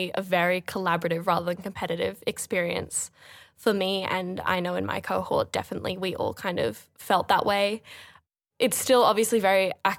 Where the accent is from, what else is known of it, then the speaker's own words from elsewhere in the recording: Sydney, New South Wales, Australia; I was born and raised in Sydney. I've always lived here, but I'm a dual US and Australian citizen. Both my parents were born in the States.